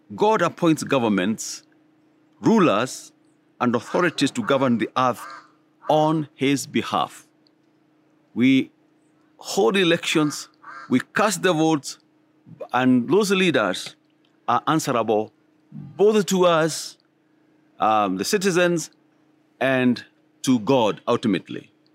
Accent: Kenya; all of us Kenyans

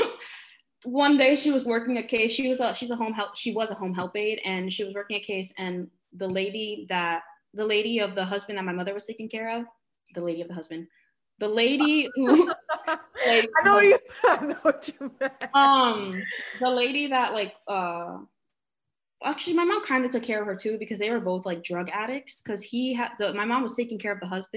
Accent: New York City, New York, United States; I live in Sunset Park. I was born and raised in Sunset Park.

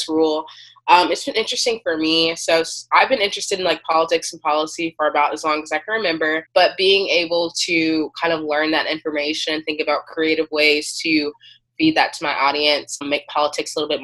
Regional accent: Macon, Georgia, United States; moved away as an adult; now in Baltimore, United States; I'm originally from Macon, Georgia. So it's a small, like a medium town city

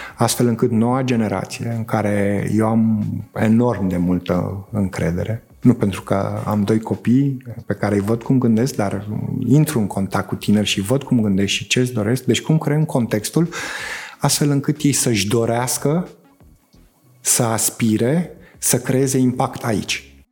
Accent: Romania; România e țara mea

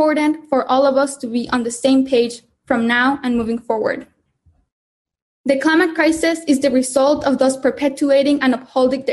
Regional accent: Mexico; I am a climate justice activist born and raised in Mexico

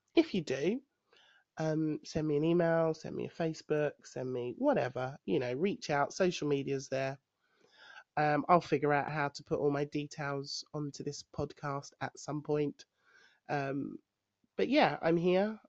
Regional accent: London, United Kingdom; moved away as an adult; I am a Londoner, but I live in the countryside

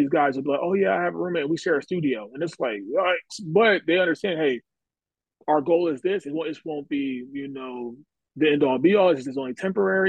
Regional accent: Delaware, United States; moved away; also born or lived in Missouri; I'm originally from Delaware, originally from the East Coast

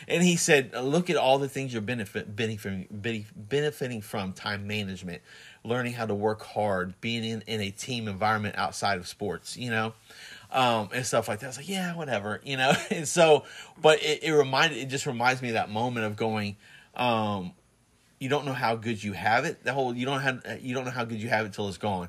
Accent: Plant City, Florida, United States; moved away; also born or lived in New Jersey; when we first got married, we moved back to Plant City

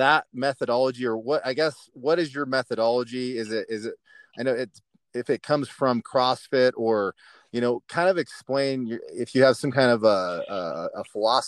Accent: Florence, Colorado, United States; one of my friends, Pat Burke, I grew up with down in Florence, Colorado

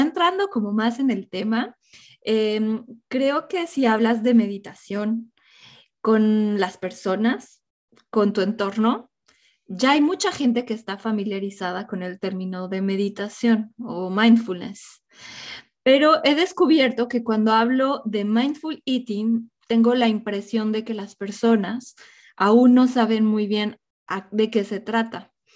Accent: Mexico; mi infancia en México

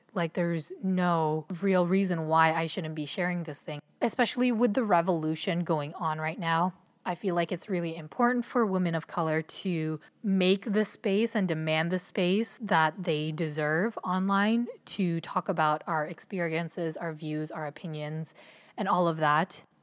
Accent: Ontario, Canada; also born or lived in Philippines; I was born in the Philippines, and when I was one, my family decided to move to Canada so I was raised in an immigrant household in Ontario, Canada

